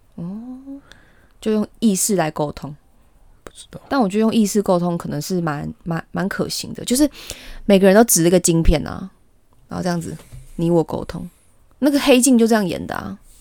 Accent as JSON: {"language": "Chinese", "country": "Taiwan", "said": "我们台湾人"}